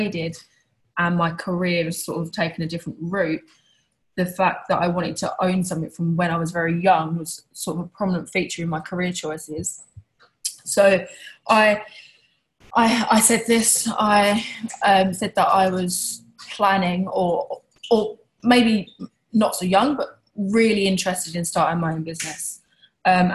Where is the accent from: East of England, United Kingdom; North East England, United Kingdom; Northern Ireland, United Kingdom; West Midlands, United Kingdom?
East of England, United Kingdom; Tilbury; I was born in Essex in a small town called Tilbury. Which is probably most famous for its docks. I guess growing up, I was a regular kid, went to a regular school and I had a regular life